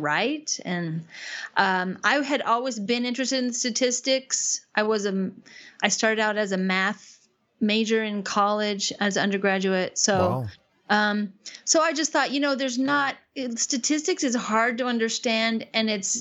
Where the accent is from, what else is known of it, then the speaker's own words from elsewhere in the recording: Wenatchee, Washington, United States; moved away as an adult; also born or lived in Pittsburgh / Texas; now in Japan; I grew up in Wenatchee, Washington, which is a small town in the middle of Washington State